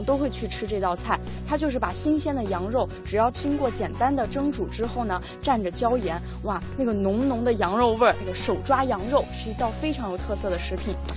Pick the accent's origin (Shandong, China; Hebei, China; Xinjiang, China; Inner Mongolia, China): Shandong, China; Dezhou; now in Beijing, China; 我家是山东的，但是一个特别有名的，呃，这个名吃的产地德州